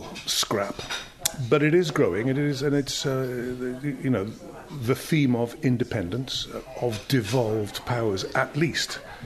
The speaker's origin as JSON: {"language": "English", "area": "Monmouthshire", "region": "Wales", "country": "United Kingdom"}